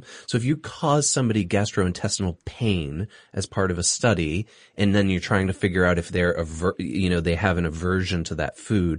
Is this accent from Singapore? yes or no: yes; Singapore; I grew up in Singapore. Durian's quite popular there.